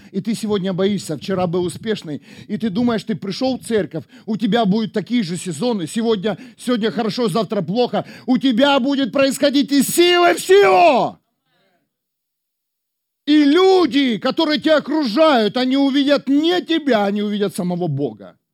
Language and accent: Russian; Ukraine; now in Germany; Бог привел меня в Германию. Мы приехали из Украины